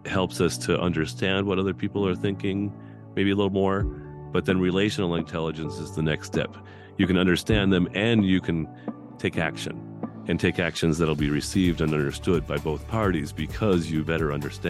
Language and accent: English; North Dakota, United States; I was born and raised in Central North Dakota, graduated with a class of five